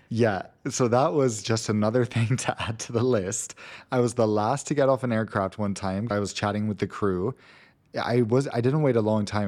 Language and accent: English; Gothenburg, Västra Götaland, Sweden; moved away; Gothenburg, where I grew up